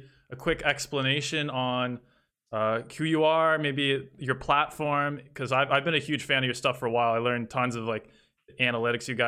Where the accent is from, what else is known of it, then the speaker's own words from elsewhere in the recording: Canada; I am Canadian as well